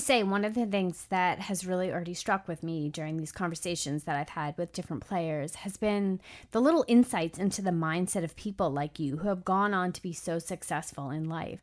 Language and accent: English; Massapequa, New York, United States; East Coast soccer girl from Massapequa, Long Island